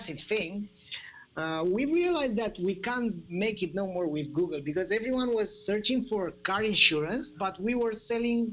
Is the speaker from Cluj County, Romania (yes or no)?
no; Bucharest, Romania; I'm coming from Romania, Bucharest